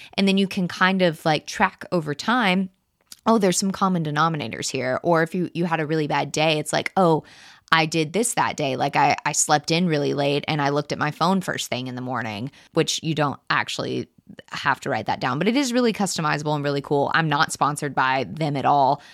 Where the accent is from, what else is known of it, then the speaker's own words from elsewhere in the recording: Texas, United States; I was born in Texas to two wonderful parents